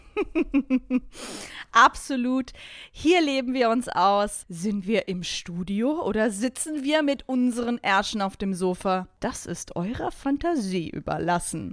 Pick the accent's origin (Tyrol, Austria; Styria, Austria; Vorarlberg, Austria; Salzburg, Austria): Vorarlberg, Austria; moved away as an adult; also born or lived in Hamburg; now in Germany; Und natürlich immer noch Vorarlbergerin, so steht's im Papier